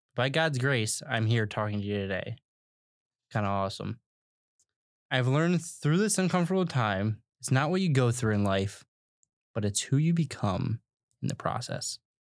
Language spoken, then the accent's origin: English; United States; We as Americans